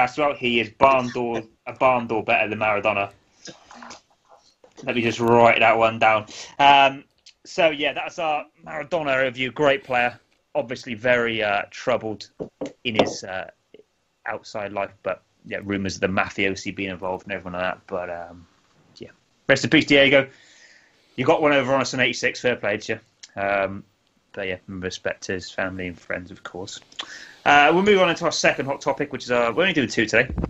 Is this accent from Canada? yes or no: no; England, United Kingdom; being an Englishman.